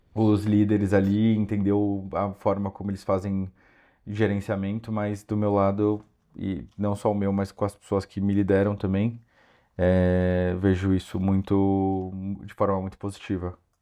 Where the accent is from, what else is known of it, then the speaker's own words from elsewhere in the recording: São Paulo, Brazil; moved away as an adult; also born or lived in Porto, Portugal; now in Madrid, Spain; Eu sou de São Paulo